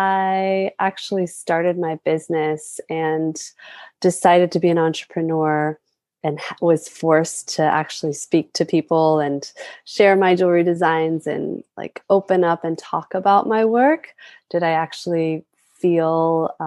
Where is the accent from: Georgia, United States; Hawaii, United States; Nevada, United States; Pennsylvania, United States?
Hawaii, United States; as I've tapped more into my own culture and my roots as a Hawaiian woman